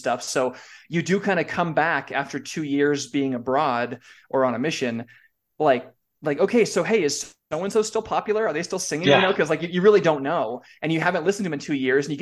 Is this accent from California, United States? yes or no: yes; California, United States; moved away as an adult; also born or lived in Dallas, Texas; I was from California